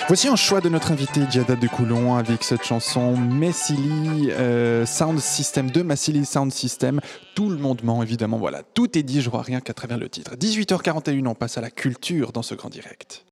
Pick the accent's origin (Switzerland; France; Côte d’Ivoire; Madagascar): Switzerland; French-speaking Switzerland, Romandy; chez nous, en Suisse romande